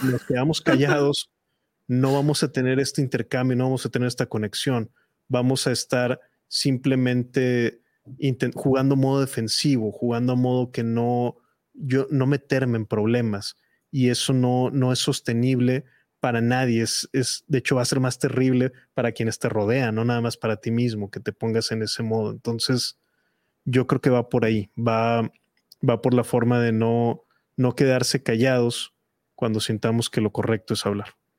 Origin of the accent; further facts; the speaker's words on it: Mexico; en mi país